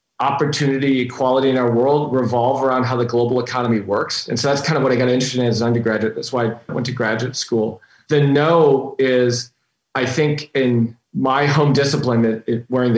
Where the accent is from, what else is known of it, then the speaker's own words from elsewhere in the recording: Minnetonka, Minnesota, United States; also born or lived in Robbinsdale, Minnesota; I grew up in a little suburb of the Twin Cities called Minnetonka, Minnesota, born in a suburb called Robbinsdale